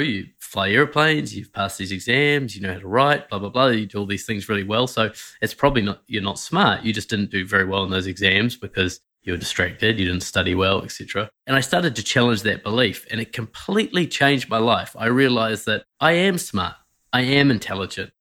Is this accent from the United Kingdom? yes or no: no; New Zealand; I Grew up in New Zealand, as you can tell by my weird accent